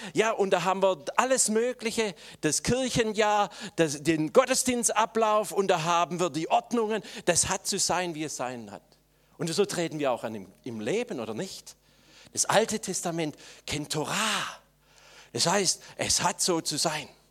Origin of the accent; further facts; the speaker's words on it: Swabia, Germany; jetzt muss ich das als Schwabe sagen